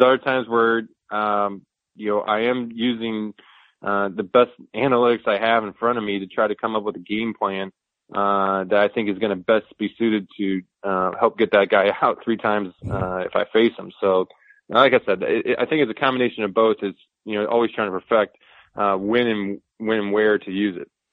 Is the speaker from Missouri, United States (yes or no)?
yes; St. Louis, Missouri, United States; I grew up in St. Louis